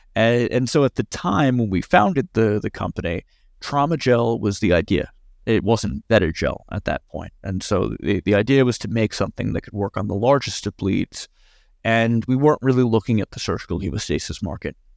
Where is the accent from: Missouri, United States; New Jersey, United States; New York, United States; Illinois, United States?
New York, United States; as a New Yorker